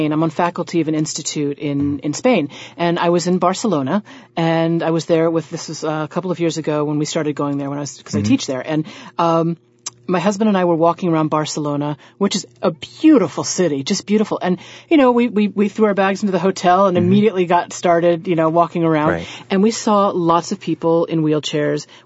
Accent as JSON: {"language": "English", "region": "Southern United States", "country": "United States", "said": "But I said so very nicely because I'm a Southerner."}